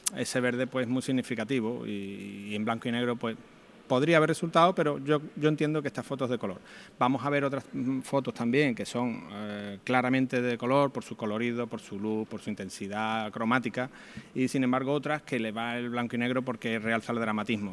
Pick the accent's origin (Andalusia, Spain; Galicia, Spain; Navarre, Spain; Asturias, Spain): Andalusia, Spain; Alcalá de Guadaíra; moved away as an adult; now in Seville, Spain; mi hermano y yo nos criamos en Arcalá de Guadaira